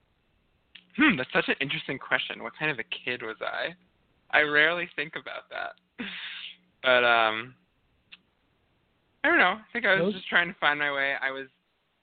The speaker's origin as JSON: {"language": "English", "town": "Northampton", "region": "Massachusetts", "country": "United States", "tie": "born or raised there", "said": "I'm actually from Northampton, Massachusetts, which is affectionately called Lesbianville."}